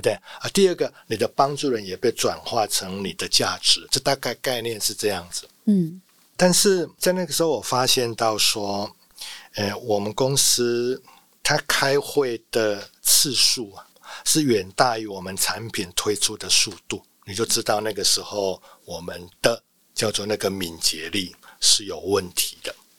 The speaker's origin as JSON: {"language": "Chinese", "country": "Taiwan", "said": "我们台湾人"}